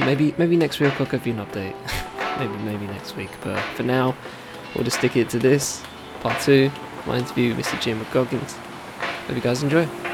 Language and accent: English; Southend-on-Sea, East of England, United Kingdom; my town, my hometown, the South End